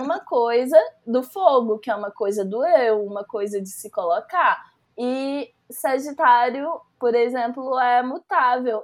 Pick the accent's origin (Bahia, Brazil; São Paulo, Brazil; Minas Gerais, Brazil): Minas Gerais, Brazil; Belo Horizonte; eu sou uma mulher cis bissexual de Belo Horizonte